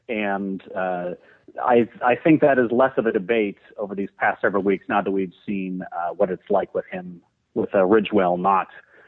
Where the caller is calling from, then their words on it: Portland, Oregon, United States; Despite the 310 area code, I'm calling from Portland, Oregon.